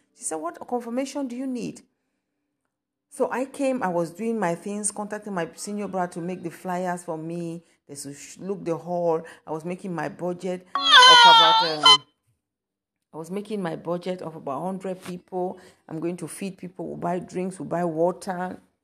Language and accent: English; Kumba, Southwest Region, Cameroon; now in Germany; I'm from Cameroon. So God's, God sent me to Cameroon to my home city, Kumba.